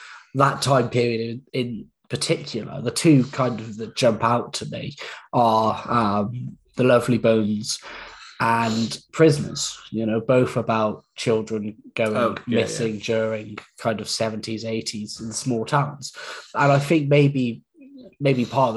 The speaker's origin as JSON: {"language": "English", "region": "England", "country": "United Kingdom", "said": "we're English"}